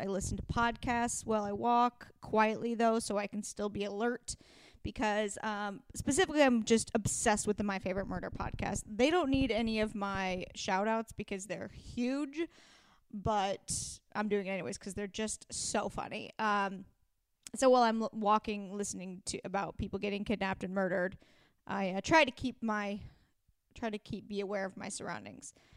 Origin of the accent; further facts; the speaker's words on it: Pacific Northwest, United States; I'm from the Pacific Northwest